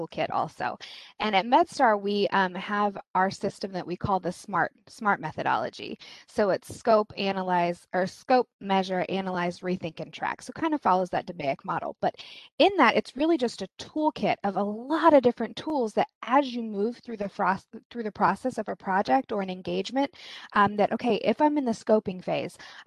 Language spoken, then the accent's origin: English; Kansas, United States; now in East Coast, United States; I'm originally from Kansas.